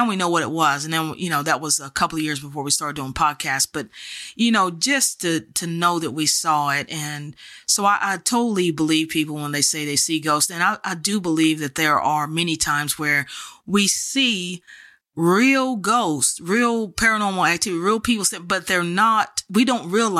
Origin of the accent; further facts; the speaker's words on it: Texas, United States; I'm from Texas, you know.